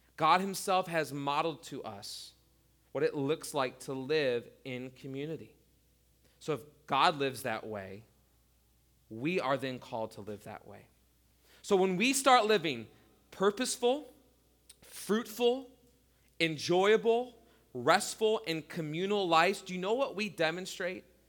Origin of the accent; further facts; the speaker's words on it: United States; as American Christians